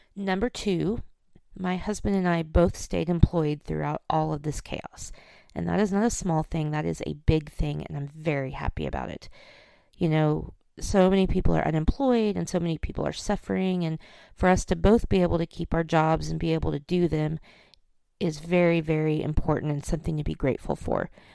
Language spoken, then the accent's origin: English; Oklahoma, United States; I'm from Oklahoma, and I remember when I was in college